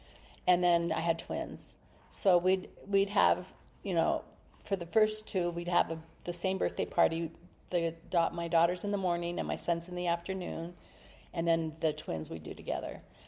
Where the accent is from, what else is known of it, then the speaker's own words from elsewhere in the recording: Palo Alto, California, United States; also born or lived in Los Altos, California; I loved growing up in Palo Alto.